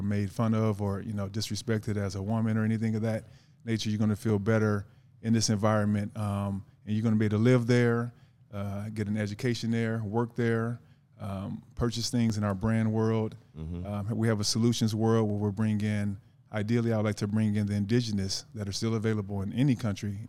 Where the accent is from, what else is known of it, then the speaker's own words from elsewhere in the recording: Los Angeles, California, United States; I grew up in South Central off of 48th and Vermont